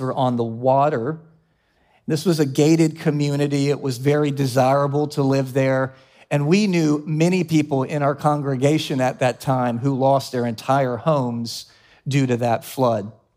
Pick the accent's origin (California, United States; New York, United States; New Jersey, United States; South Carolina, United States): South Carolina, United States; Columbia; moved away as an adult; also born or lived in Charlotte, North Carolina; my family was living in my hometown of Columbia, South Carolina